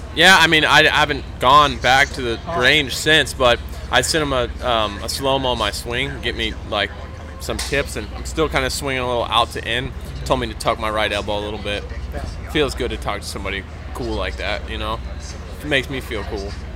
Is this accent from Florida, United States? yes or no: yes; Florida, United States; I, I grew up in Florida